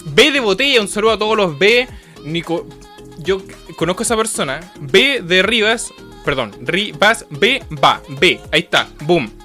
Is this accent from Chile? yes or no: yes; Coquimbo, Chile; nosotros somos de Coquimbo